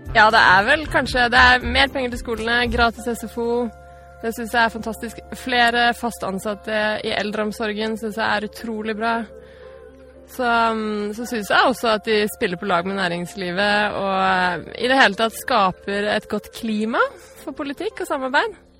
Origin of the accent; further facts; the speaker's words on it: Stavanger, Rogaland, Norway; also born or lived in Trondheim, Norway; Jeg har bodd i Stavanger hele livet, vokste opp på Hillevåg, og så flyttet til Gausel som tolvåring